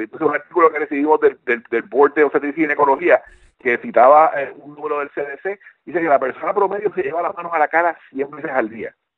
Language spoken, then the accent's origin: Spanish; Puerto Rico; now in United States; aunque aunque nosotros vivimos en Estados Unidos, pero contra, somos puertorriqueños y nos preocupamos porque tenemos familia allá.